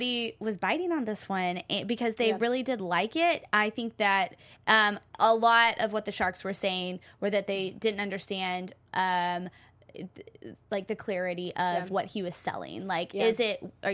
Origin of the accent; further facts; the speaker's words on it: Oklahoma, United States; moved away; I'm from Oklahoma